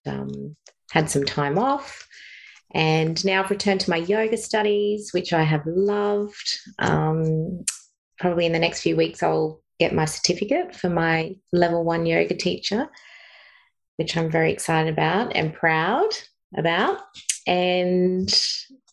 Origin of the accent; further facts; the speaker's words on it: Bathurst, New South Wales, Australia; moved away as an adult; now in Sunshine Coast, Australia; I grew up in Bathurst, so country town, but lived in suburbia.